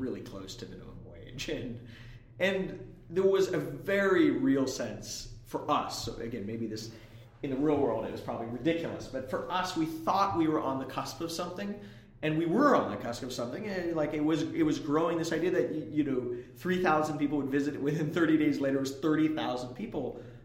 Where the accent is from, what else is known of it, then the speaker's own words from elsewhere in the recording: Bay Area, California, United States; I grew up in the Bay Area